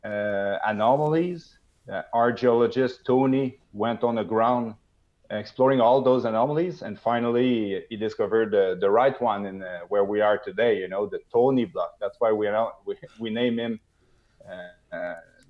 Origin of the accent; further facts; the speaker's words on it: near Lac des Iles mine, Quebec, Canada; in my neighborhood, about 15 minutes airtime in the air by helicopter from my hometown.